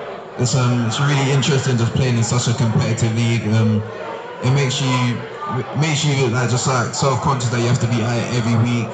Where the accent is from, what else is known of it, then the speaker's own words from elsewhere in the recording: England, United Kingdom; moved away as an adult; now in Statesboro, United States; growing up in England, like everywhere is like fairly close